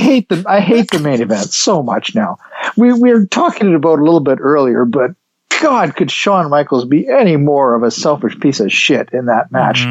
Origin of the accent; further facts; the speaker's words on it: Canada; I'm from Canada.